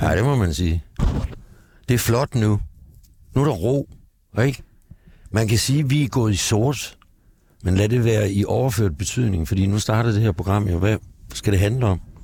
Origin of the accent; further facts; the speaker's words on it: Gistrup, North Denmark Region, Denmark; moved away as an adult; also born or lived in Aalborg / Aarhus; now in Copenhagen, Denmark; da jeg var barn og boede i Nordjylland, i en lille by, Gistrup, syd for Aalborg